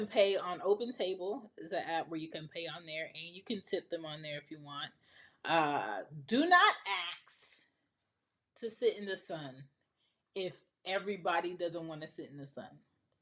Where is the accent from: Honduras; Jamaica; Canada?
Jamaica; I'm Jamaican